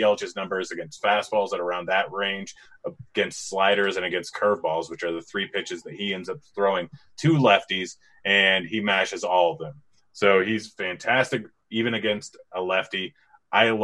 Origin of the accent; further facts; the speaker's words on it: Washington, United States; now in Colorado, United States; I was born and raised in Washington